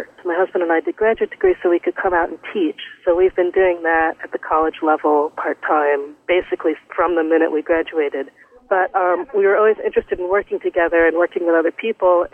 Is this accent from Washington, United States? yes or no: no; New York City, New York, United States; I grew up in New York City